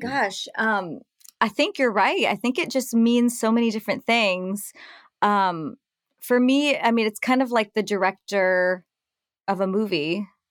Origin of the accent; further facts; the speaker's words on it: Nashville, Tennessee, United States; moved away as an adult; also born or lived in New York City / France; I was raised, born and raised in Nashville and grew up, uh, in the country music scene